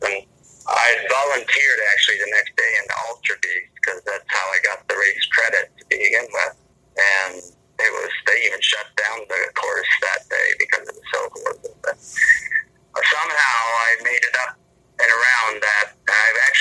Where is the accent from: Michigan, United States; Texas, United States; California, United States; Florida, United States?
Michigan, United States; Michigan and Indiana, United States; moved away; where I grew up in Michigan and Indiana